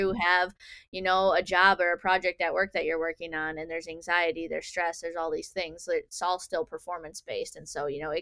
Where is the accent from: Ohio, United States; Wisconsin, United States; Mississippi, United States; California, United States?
Wisconsin, United States; near Milwaukee; I grew up down near Milwaukee